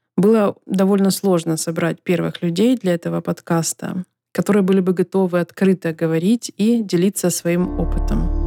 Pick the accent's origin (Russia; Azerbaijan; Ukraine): Ukraine; Donetsk, Donetsk Oblast; moved away as an adult; в котором я родилась и выросла